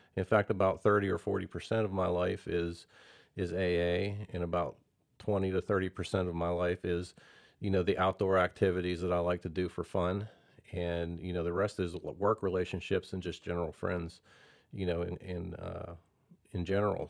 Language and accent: English; Belle Vernon, Pennsylvania, United States; now in Prosper, United States; I'm from, uh, a place called Bell Vernon, Pennsylvania originally.